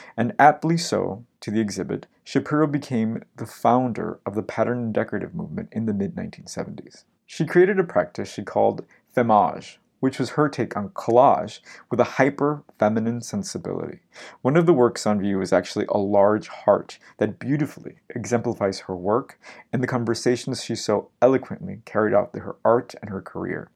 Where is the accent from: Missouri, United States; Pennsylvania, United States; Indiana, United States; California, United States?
California, United States; Los Angeles; now in New York, United States; my hometown of Los Angeles